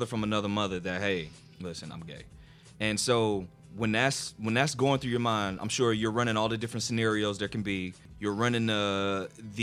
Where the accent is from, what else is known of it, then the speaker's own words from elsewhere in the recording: New Jersey, United States; a friend of mine that I grew up with in New Jersey